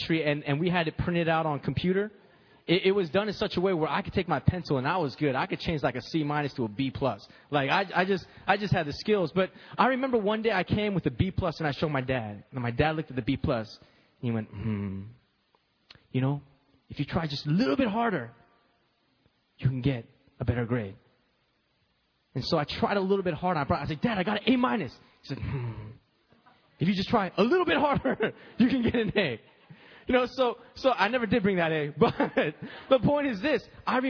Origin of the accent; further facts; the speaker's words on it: United States; I'm Korean American